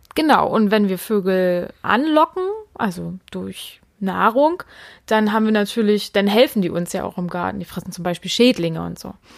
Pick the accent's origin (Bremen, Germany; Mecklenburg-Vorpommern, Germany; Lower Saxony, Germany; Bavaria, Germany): Mecklenburg-Vorpommern, Germany; hier bei uns in Mecklenburg